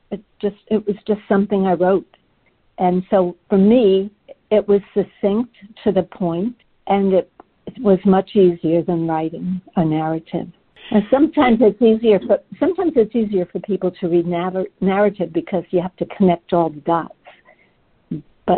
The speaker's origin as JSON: {"language": "English", "region": "England", "country": "United Kingdom", "tie": "born or raised there", "said": "I was born in England during the Blitzkrieg"}